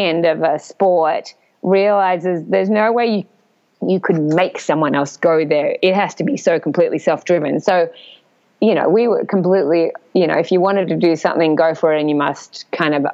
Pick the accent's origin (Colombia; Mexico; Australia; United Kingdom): Australia; as third Australian girl. And, you know, we come from a pretty flat country